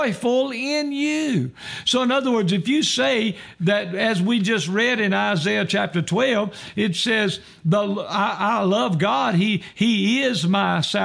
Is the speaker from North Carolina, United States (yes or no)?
yes; Roxboro, North Carolina, United States; when I was growing up, I grew up in Roxboro, North Carolina